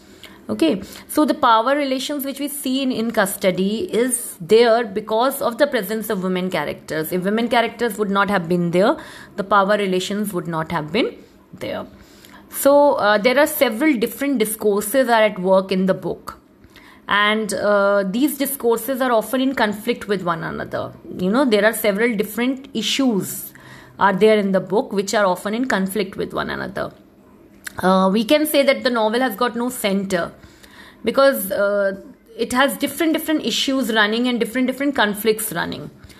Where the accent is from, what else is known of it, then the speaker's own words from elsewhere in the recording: India; which the nationalist discourse, which being an Indian, sometimes gets jolted by this anti-secular discourses in the newspapers.